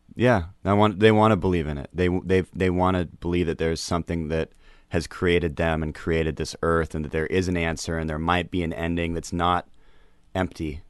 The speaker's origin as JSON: {"language": "English", "town": "Seattle", "region": "Washington", "country": "United States", "said": "I'm from Seattle"}